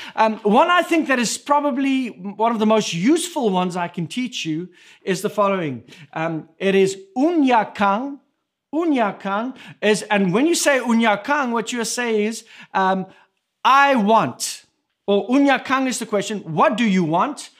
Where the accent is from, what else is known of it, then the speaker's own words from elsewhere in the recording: South Africa; first language Afrikaans; English is a second language; moved away; my first language that, that I speak, that we speak in our home between Irma and myself is Afrikaans. But coming from South Africa